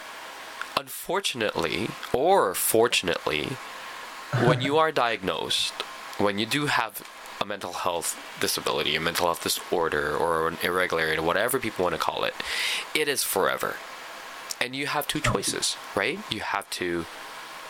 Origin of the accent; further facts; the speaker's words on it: Philippines; now in Canada; I grew up in the Philippines.